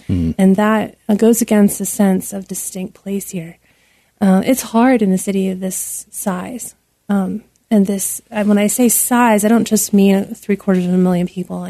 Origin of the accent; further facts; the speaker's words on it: Rust Belt, United States; And I, growing up near the Rust Belt and working in the Rust Belt, I know what that feels like.